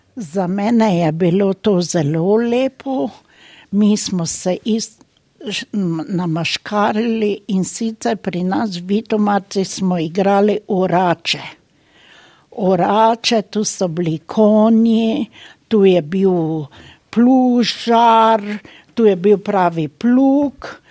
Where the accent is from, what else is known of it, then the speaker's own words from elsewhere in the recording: Slovenia; moved away as an adult; now in Germany; Rojena sem v Sloveniji, živim pa tukaj v Nemčiji.